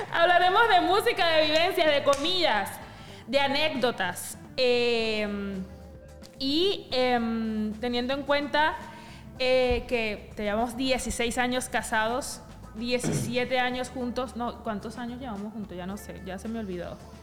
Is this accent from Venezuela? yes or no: yes; Venezuela